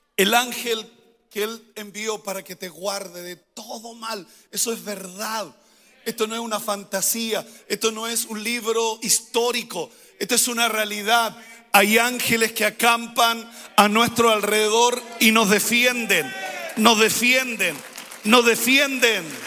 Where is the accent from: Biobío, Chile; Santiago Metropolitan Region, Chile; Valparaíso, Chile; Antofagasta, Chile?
Biobío, Chile; Coronel; moved away; Yo soy del sur, de Coronel